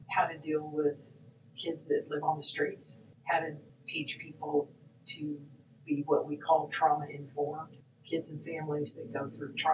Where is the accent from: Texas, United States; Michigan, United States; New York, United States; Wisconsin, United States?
Texas, United States; Well, I grew up in West Texas uh